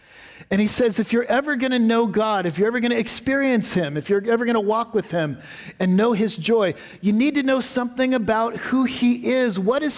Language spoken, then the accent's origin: English; West Coast, United States; I grew up on the West Coast, where, frankly, there's not a lot of history.